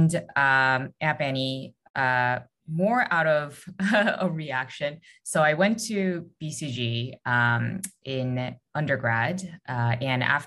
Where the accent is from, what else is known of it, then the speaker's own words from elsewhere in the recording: South Korea; moved away; also born or lived in United States; I'm originally from Korea